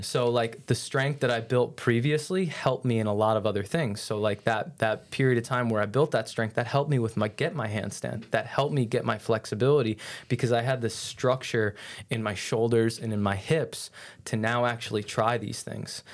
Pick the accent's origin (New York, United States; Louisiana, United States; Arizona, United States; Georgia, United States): New York, United States; moved away as an adult; now in St. Petersburg, United States; I grew up in New York, and out there, just where I grew up, was a lot more of an influence on, like, team sports and play